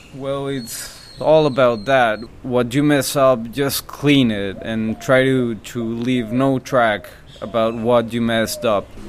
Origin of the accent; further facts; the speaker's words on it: Monterrey, Nuevo León, Mexico; now in Playa del Carmen, Mexico; I'm from Monterrey, Monterrey, Mexico